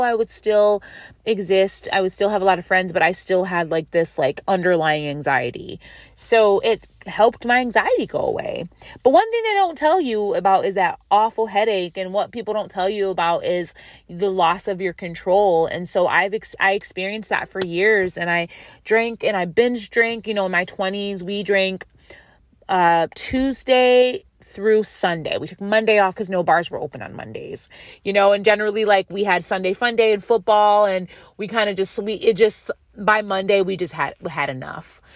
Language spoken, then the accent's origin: English; Western New York, United States; also born or lived in San Diego; now in California, United States; I am from Western New York